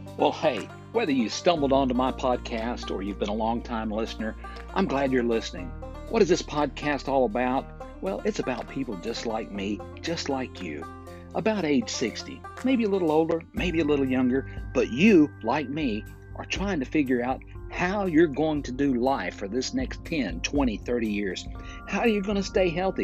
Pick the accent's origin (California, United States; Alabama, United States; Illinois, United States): Alabama, United States; Fort Payne; recording here in my hometown of Fort Payne, Alabama